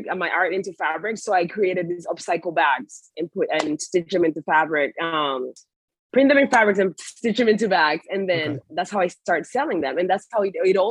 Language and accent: English; Puerto Rico; moved away as an adult; also born or lived in West Palm Beach; now in United States; I was born and raised in Puerto Rico